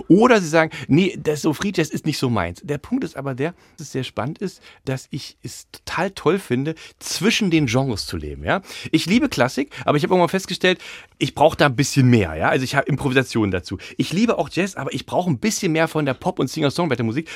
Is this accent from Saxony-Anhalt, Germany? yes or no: yes; Dessau, Saxony-Anhalt, Germany; accent: Saxony-Anhalt; moved away as an adult; also born or lived in Jena; now in Berlin, Germany; ich bin zwar in Jena geboren, aber ich habe meine ganze Jugend und Kindheit in Dessau verbracht